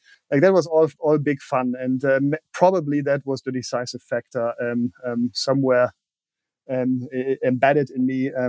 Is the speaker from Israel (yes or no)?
no; Berlin, Germany; English is a second language; That's right. I was actually 12 when the wall came down. So the first couple of years, I still remember being isolated